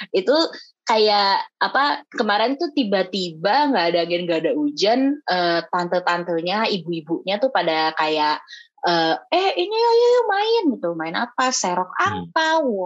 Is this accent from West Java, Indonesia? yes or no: no; Manado, North Sulawesi, Indonesia; aku orang Manado jadi mm. kayak Bapesta tuh Bapesta gitu